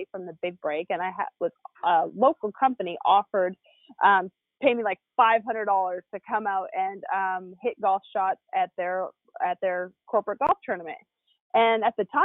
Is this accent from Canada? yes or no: yes; Canada; I grew up in Canada